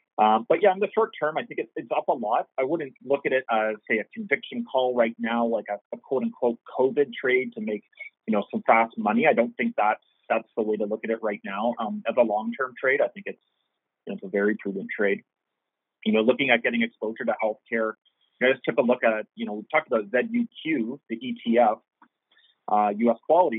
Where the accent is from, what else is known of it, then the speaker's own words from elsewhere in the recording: Canada; I think as a Canadian investor, you certainly want exposure to the sector.